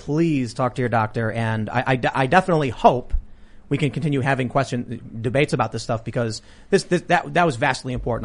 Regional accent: Chicago, Illinois, United States; I'm from Chicago.

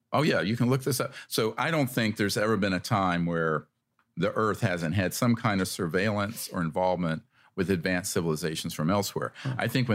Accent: North Carolina, United States; I'm old enough to remember those days, the black and white water fountains where I grew up in North Carolina.

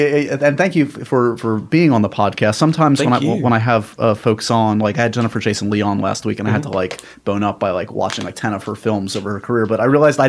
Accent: New York, United States; I was born and raised in New York

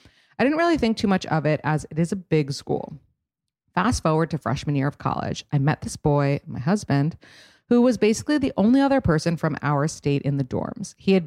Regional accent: San Antonio, Texas, United States; and I grew up in San Antonio, Texas.

